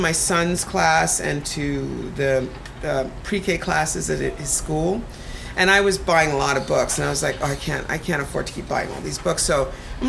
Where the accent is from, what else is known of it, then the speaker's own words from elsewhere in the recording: Connecticut, United States; moved away; also born or lived in Jamaica / Brooklyn, New York; I grew up in Connecticut. Well, first I'm transplanted from Jamaica to Connecticut, homogenized in Connecticut from I was six